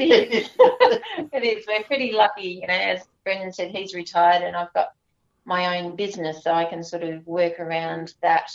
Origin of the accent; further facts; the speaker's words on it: Gulgong, New South Wales, Australia; moved away; my hometown and my family life uh, growing up in a little town called Gigari